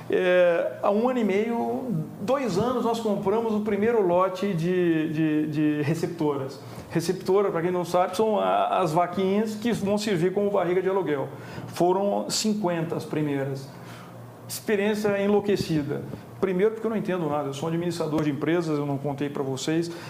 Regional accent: Minas Gerais, Brazil; moved away; also born or lived in Rio de Janeiro / São Paulo; eu sou mineiro

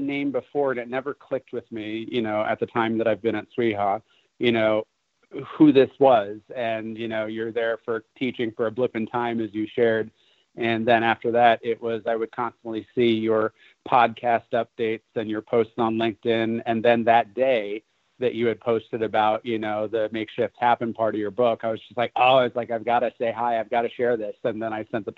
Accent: New York, United States; moved away; I'm originally from New York

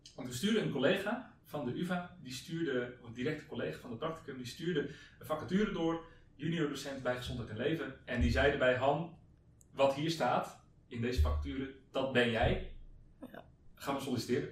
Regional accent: Hendrik-Ido-Ambacht, South Holland, Netherlands; moved away as an adult; also born or lived in Zwijndrecht; now in Amsterdam, Netherlands; ik kom oorspronkelijk uit Hendrik Ambacht

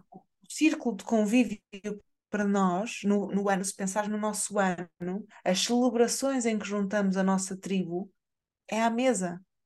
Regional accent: Portugal; nós, enquanto portugueses

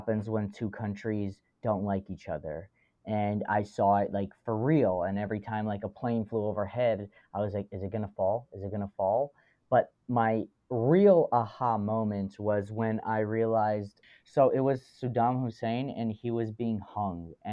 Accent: United States; as an American

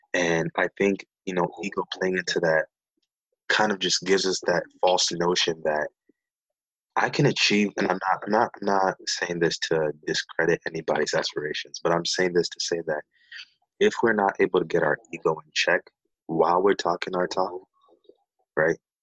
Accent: Nairobi, Kenya; now in Berrien Springs, United States; I was born and raised in Nairobi, Kenya, and uh, moved to the states back in 2001

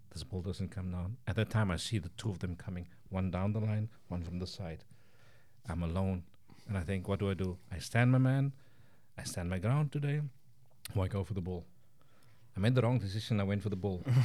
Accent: Cape Town, Western Cape, South Africa; moved away as an adult; now in Estonia; I grew up in the Western Cape in Cape Town.

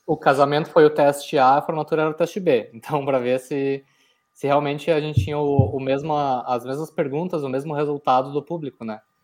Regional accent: Porto Alegre, Rio Grande do Sul, Brazil; eu era natural de Porto Alegre

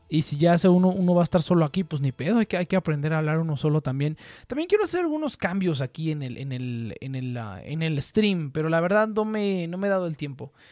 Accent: State of Mexico, Mexico; Bueno, pues yo, yo nací en el DF, ¿no? Eh, pero desde que tenía. Desde que estaba muy niño me mudé afuera, al Estado de México.

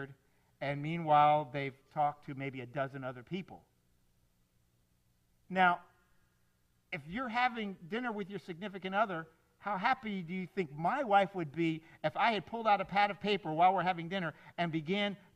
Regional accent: South Florida, United States; I grew up here in South Florida

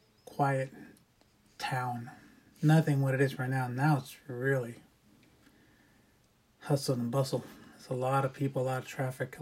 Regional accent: Santa Clarita, California, United States; also born or lived in San Fernando, California; We've always lived in Santa Clarita, but I was born in San Fernando

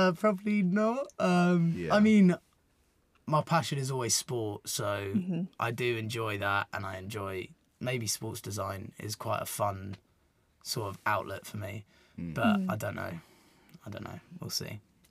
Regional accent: London, United Kingdom; moved away; because I'm from London originally.

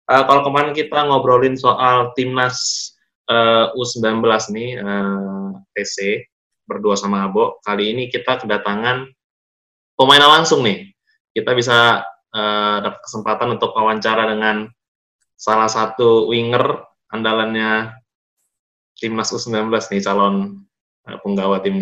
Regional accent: Jakarta, Indonesia; Asli Jakarta, Bang.

